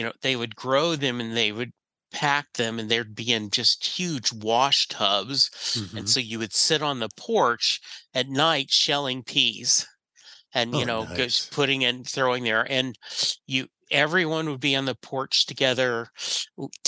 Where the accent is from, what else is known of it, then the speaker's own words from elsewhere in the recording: Leesville, Louisiana, United States; also born or lived in Rose Pine, Louisiana; I grew up in I was born in Leesville, Louisiana, which is right next to Fort Polk